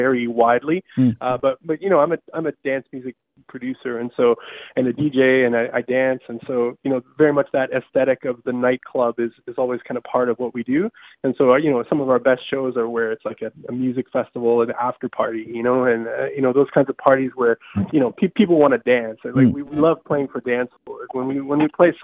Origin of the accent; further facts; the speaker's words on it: Southern Canada, Canada; growing up in Southern Canada